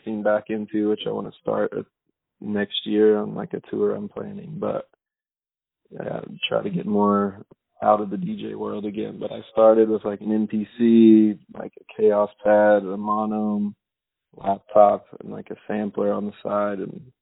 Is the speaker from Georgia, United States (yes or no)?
no; Kentucky, United States; moved away as an adult; now in Los Angeles, United States; my hometown is very small